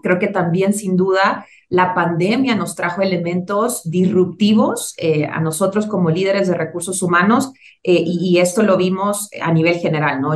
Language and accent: Spanish; Tegucigalpa, Francisco Morazán, Honduras; moved away as an adult; now in Mexico City, Mexico; yo soy originaria de Tegucigalpa, Honduras, ya tengo 12 eh, años y contando radicada en la Ciudad de México